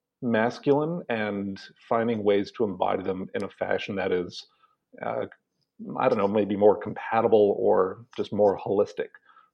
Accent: Canada; I'm Canadian by birth, so I've been raised in this so-called Western culture

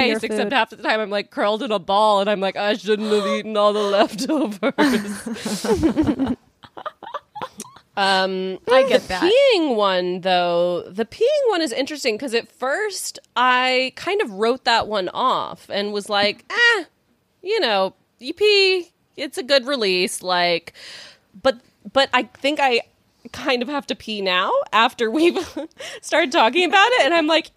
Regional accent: Texas, United States; moved away; I'm from Texas.

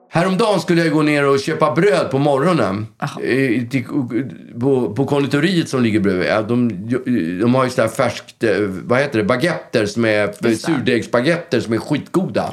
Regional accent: Stockholm, Stockholm County, Sweden; jag är ju uppväxt på Östermalm

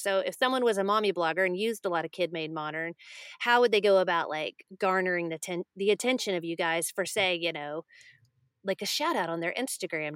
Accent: Texas, United States; I'm from Texas

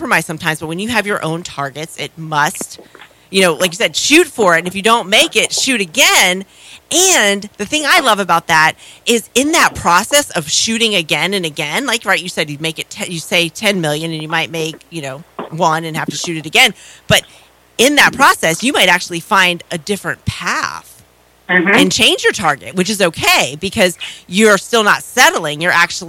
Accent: Florida, United States; I grew up in Florida.

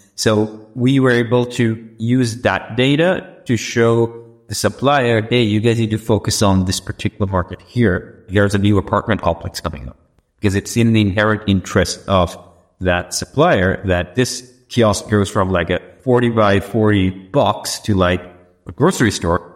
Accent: Sri Lanka; moved away as an adult; also born or lived in United States; I was born and brought up in Sri Lanka, but I had the good fortune of studying in the US

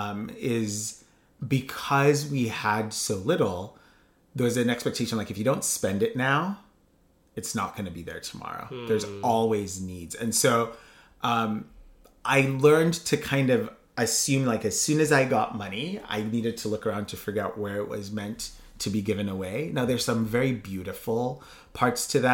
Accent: Kenya; I grew up in Kenya

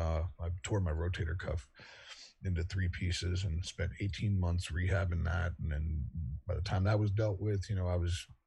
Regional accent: Virginia, United States; also born or lived in Wise County, Virginia / South Carolina; now in North Carolina, United States; I'm from Virginia originally. I grew up between Northern Virginia and the southwestern corner of the state, Wise County, my family's from, and lived in South Carolina for a couple of years when I was a kid.

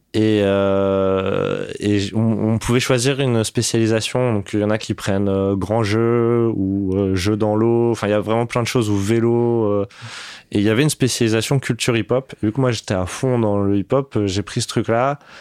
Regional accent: Paris, Île-de-France, France; je suis né à Paris, dans le treizième arrondissement, à la clinique Isis.

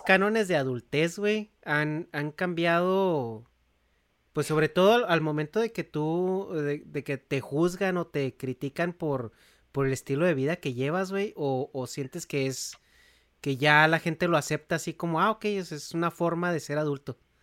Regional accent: Chihuahua, Mexico; Negas y yo pues crecimos en Chihuahua capital

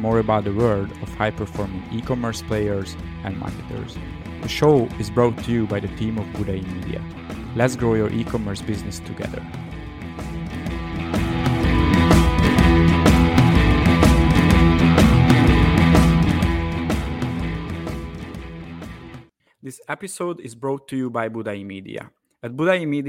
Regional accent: Hungary; I'm from Hungary

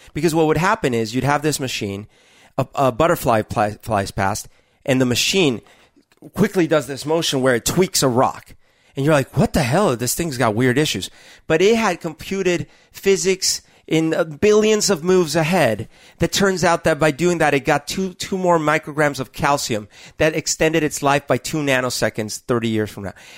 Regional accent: Colombia; now in United States; I grew up in Columbia during a very t-, turbulent time, the, the eighties

